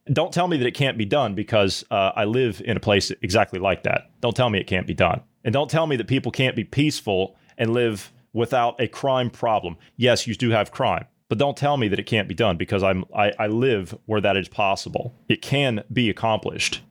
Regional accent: Ohio, United States; moved away; my home state of Ohio where I come from

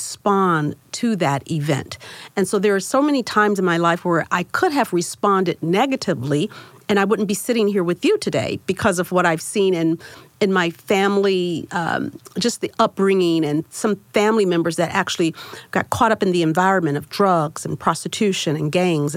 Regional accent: Miami, Florida, United States; I grew up in Liberty City. And so that's an area in Miami, Florida

